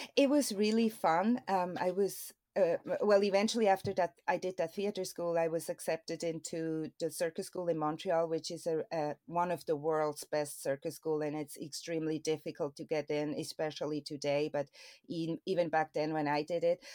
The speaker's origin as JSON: {"language": "English", "country": "Switzerland", "tie": "born or raised there", "moved": "yes", "said": "I'm born and raised there"}